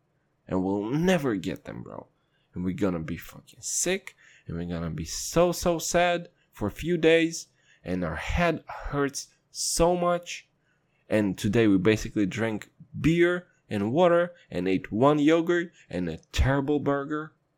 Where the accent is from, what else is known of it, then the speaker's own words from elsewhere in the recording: Kazakhstan; And I'm from Kazakhstan, and I've seen some shit.